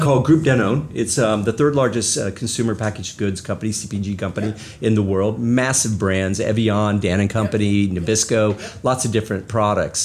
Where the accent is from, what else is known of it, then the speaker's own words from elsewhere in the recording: northeastern Indiana, United States; moved away; I grew up in a very small farming community in the um, uh, northeastern part of the state of Indiana